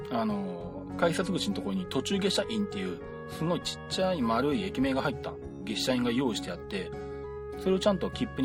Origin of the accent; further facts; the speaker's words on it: Nagoya, Aichi, Japan; moved away as an adult; now in Shizuoka, Japan; 私、名古屋出身なんで、名古屋に30年ぐらい住んでたんですけど、まあ、静岡に来たのはここ10年ぐらいなんですけど